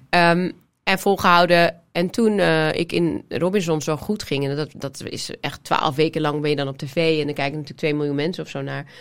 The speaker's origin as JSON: {"language": "Dutch", "town": "Amsterdam", "region": "North Holland", "country": "Netherlands", "said": "Ik kom uit Amsterdam"}